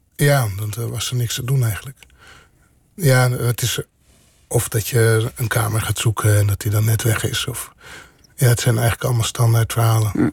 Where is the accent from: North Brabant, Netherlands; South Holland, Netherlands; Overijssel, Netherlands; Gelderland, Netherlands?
South Holland, Netherlands; Bodegraven; also born or lived in Rotterdam; ik ben geboren in Rotterdam maar opgegroeid in eh, Bodegraven.